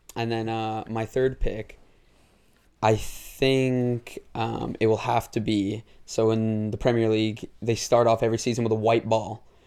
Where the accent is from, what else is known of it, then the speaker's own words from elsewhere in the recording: Tamworth, West Midlands, United Kingdom; moved away; I lived in a town near Birmingham called Tamworth.